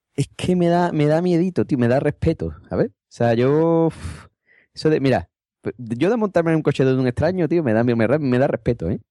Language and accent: Spanish; Cádiz, Andalusia, Spain; me eché novia fuera de Cádiz